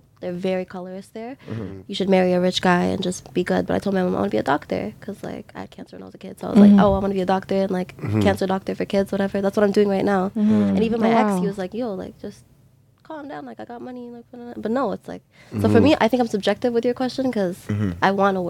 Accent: Dubai, United Arab Emirates; moved away; I was born and raised in Dubai.

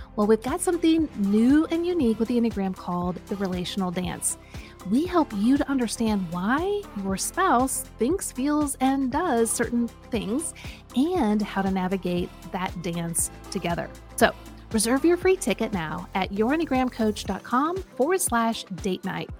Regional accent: Kansas, United States; my home state of Kansas

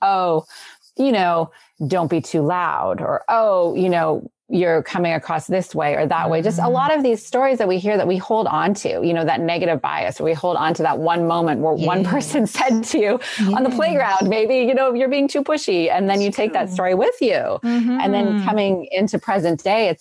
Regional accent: Canada; now in California, United States; I'm originally from Canada

